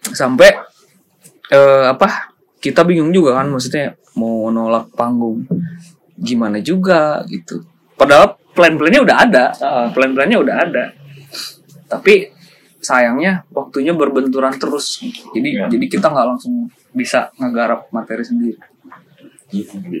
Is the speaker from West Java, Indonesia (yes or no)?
yes; Ciamis, West Java, Indonesia; kita baru datang banget kan dari Ciamis